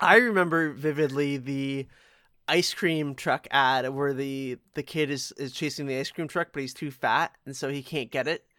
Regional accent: Toronto, Ontario, Canada; I, I grew up in Etobicoke

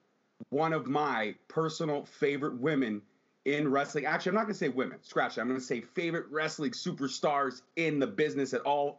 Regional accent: Canada; I'm Canadian

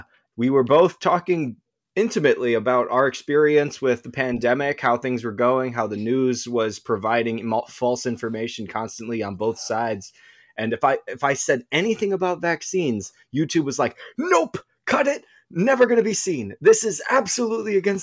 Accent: Chicago west suburbs, Illinois, United States; I am from Chicago, the west suburbs, about an hour out from the city

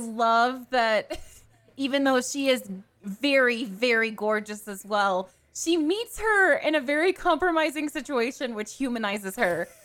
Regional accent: Atlanta, Georgia, United States; I'm from Atlanta, Georgia

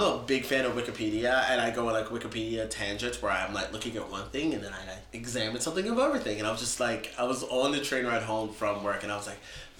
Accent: Norfolk, Virginia, United States; also born or lived in Pennsylvania; now in New York, United States; I was born in Pennsylvania, but I'm from Norfolk, Virginia.

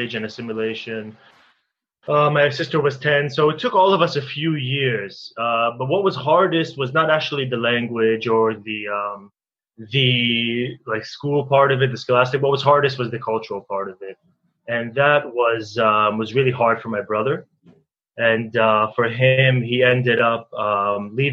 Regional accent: Newton, Massachusetts, United States; also born or lived in Israel; I grew up in Boston, outside of Boston, in a suburb called Newton

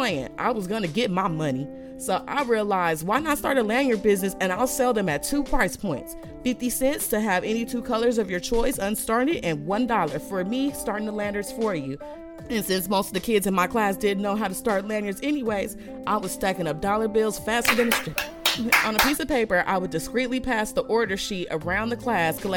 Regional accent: United States; as an American citizen

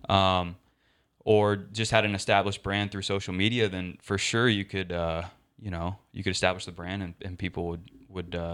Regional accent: Austin, Texas, United States; I was born and raised in Austin. Uh, lived there all my life

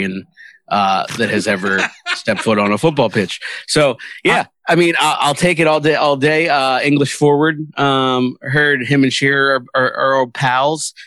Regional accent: United States; as an American

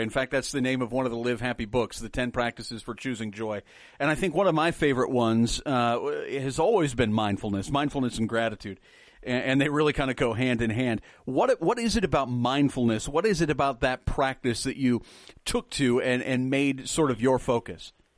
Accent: Nebraska, United States; I'm from Nebraska

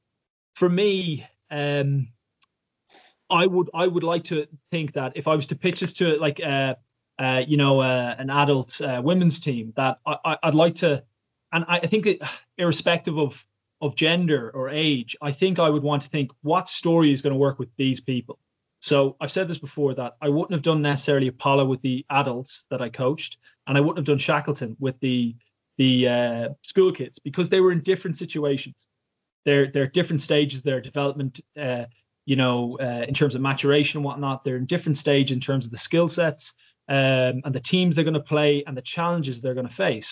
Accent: Ireland; now in London, United Kingdom; Irish people love spinning a few yarns as well. So stories are sort of a cultural part of my DNA

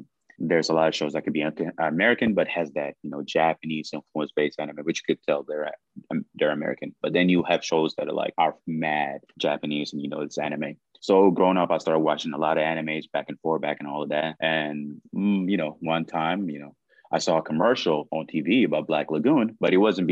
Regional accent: Sudan; moved away; growing up in the Sudan

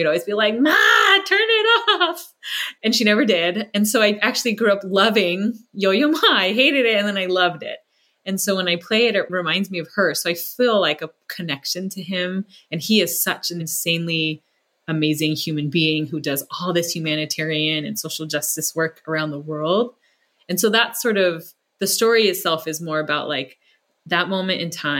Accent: California, United States; that's about an Asian girl in a community much like the one I grew up in the Bay Area.

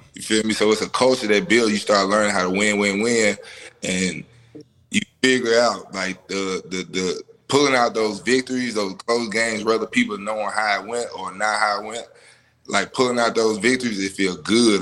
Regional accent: Memphis, Tennessee, United States; me growing up in Memphis

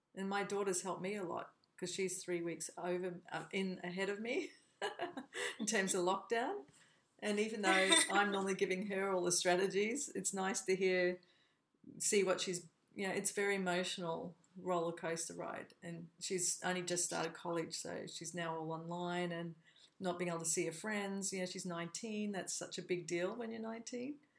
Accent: Australia; moved away as an adult; also born or lived in United States; I was born in Australia, but I also became an American

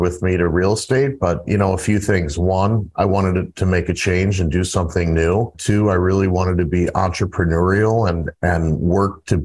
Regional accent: St. Louis, Missouri, United States; I grew up in St. Louis, Missouri

